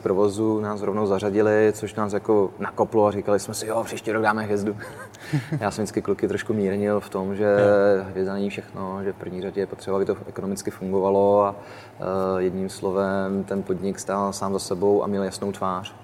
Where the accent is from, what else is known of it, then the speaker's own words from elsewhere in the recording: Czechia; jsme Češi